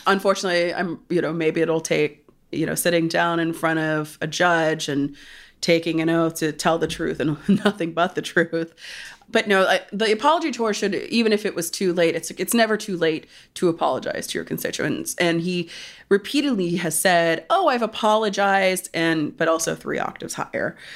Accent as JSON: {"language": "English", "region": "Pennsylvania", "country": "United States", "tie": "born or raised there", "moved": "yes", "said": "my home state of Pennsylvania"}